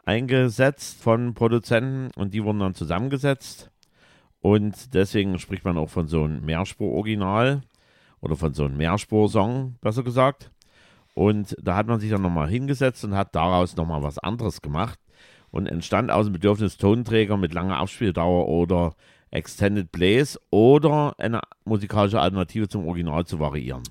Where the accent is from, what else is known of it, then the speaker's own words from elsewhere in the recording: East Germany, Germany; wir sind ja ein bisschen Ossi-Kinder